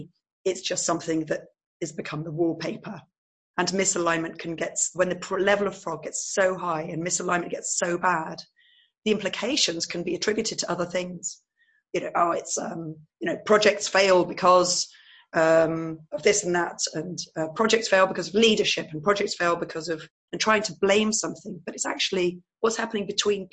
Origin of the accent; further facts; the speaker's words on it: England, United Kingdom; moved away as an adult; now in Netherlands; I'm actually English, and I've married a Dutchman